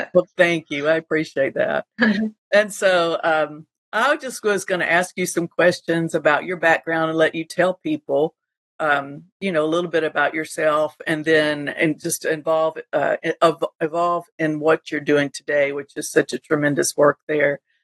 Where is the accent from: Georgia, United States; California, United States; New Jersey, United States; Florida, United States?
Florida, United States; Panama City Beach; Panama City Beach, Florida, and of course that's my hometown